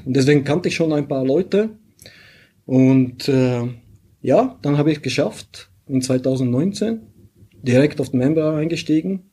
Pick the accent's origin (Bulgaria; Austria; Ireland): Bulgaria; German is a second language; moved away as an adult; also born or lived in St. Gallen, Switzerland; now in Switzerland; ich komme aus Bulgarien ursprünglich